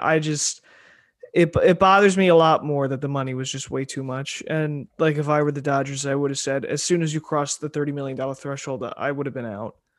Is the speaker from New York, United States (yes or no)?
yes; New York, United States; I'm from New York